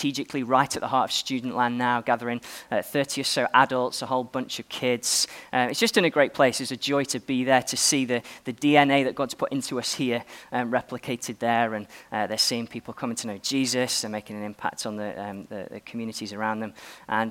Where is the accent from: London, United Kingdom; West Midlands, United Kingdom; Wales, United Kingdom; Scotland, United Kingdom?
West Midlands, United Kingdom; Stoke-on-Trent; Well, I am an Englishman. You may have noticed. I was born in Stoke-on-Trent